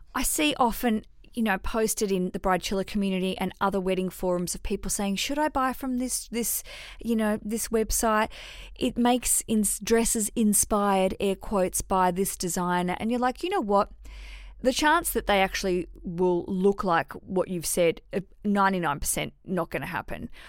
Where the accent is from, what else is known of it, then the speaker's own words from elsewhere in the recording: Hobart, Tasmania, Australia; I grew up in Tasmania in Hobart